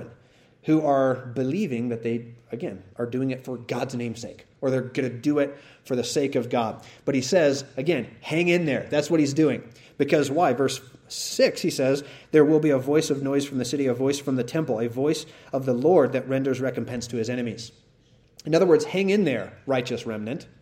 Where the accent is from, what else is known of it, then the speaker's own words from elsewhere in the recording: Utah, United States; I grew up in Utah, Mormon country